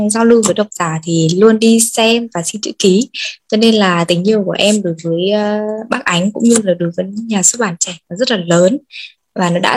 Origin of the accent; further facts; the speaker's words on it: Hanoi, Vietnam; Em uh, đến từ Hà Nội ạ.